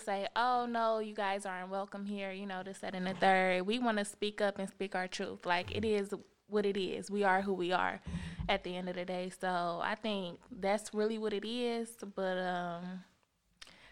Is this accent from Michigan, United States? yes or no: yes; Detroit, Michigan, United States; I'm also from Detroit as well